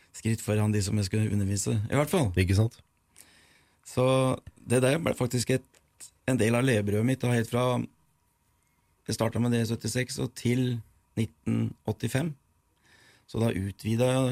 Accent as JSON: {"language": "Norwegian", "town": "Nord-Odal", "region": "Innlandet", "country": "Norway", "tie": "born or raised there", "also_born_or_lived": "Eidsvoll / Mogreina", "said": "Jeg er født i Nord-Odalen, hjemme hos bestemor"}